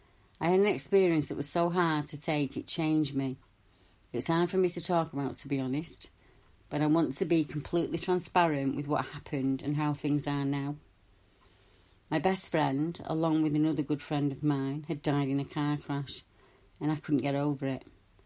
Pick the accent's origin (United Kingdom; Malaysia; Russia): United Kingdom; Stockport, North West England; I'm from Stockport.